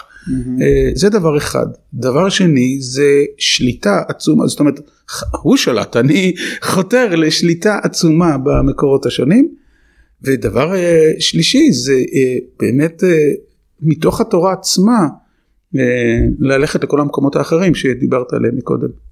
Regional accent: Herzliya, Tel Aviv District, Israel; moved away; also born or lived in Jerusalem; גדלתי בעיירת פיתוח, בהרצליה פיתוח

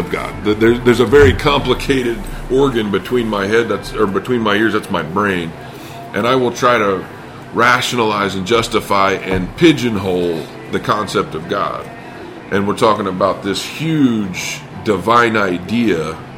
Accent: Indiana, United States; I grew up in the Bible Belt, Indiana

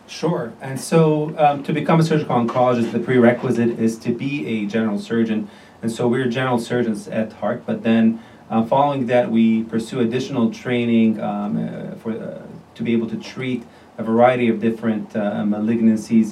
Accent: Jordan; moved away as an adult; also born or lived in Beirut, Lebanon / Iowa, United States / Chicago, United States; now in Chicago area, United States; I'm originally from Jordan, the country Jordan. I grew up there.

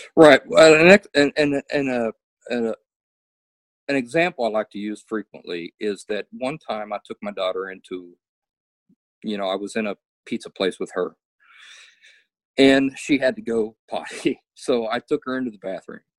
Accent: Appalachia, United States; also born or lived in West Virginia / Kentucky; I'm from the I'm from Appalachia

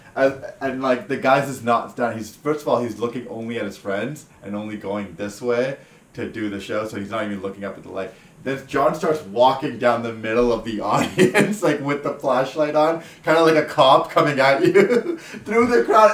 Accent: Surrey, British Columbia, Canada; I grew up in Surrey City

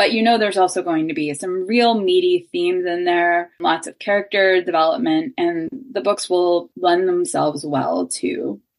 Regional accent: Pittsburgh, Pennsylvania, United States; moved away as an adult; also born or lived in Athens, Ohio; now in Cincinnati, United States; I live in Cincinnati now. I'm originally from Pittsburgh

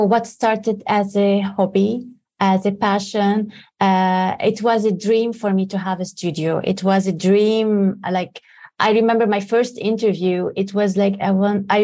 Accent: Lebanon; growing up in Lebanon

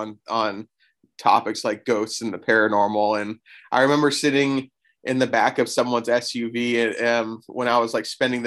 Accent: Florida, United States; I grew up in Florida, and my school took a field trip to St. Augustine

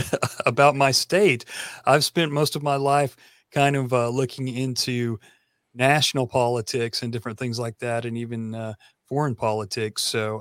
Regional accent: Tennessee, United States; I am from Tennessee and we're famous for being the country music capital.

